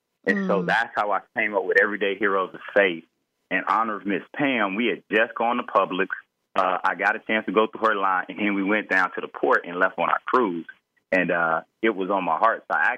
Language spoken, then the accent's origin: English; Florida, United States; And so we were headed to the Bahamas for a weekend because we're from Florida.